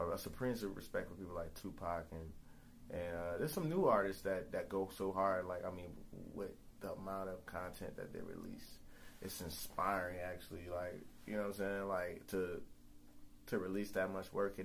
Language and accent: English; New Orleans, Louisiana, United States; I'm from New Orleans where, you know, it's the Big Easy.